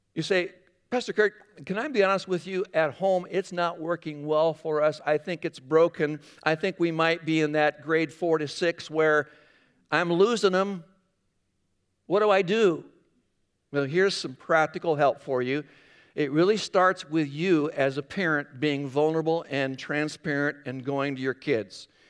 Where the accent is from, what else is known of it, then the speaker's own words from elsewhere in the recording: Northwest Iowa, United States; moved away; I grew up in Northwest Iowa